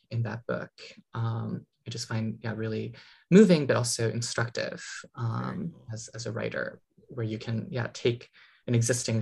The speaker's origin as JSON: {"language": "English", "region": "New England", "country": "United States", "tie": "born or raised there", "said": "growing up in, you know, New England"}